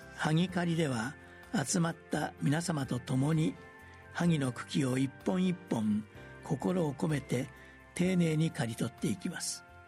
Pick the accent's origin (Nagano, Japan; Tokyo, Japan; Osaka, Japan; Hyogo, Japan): Osaka, Japan; the temple where I was born and raised; 私が生まれ育ったお寺